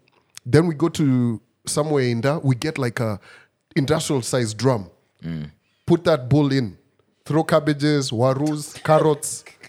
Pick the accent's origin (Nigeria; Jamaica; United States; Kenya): Kenya; Central Province; I'm from Central.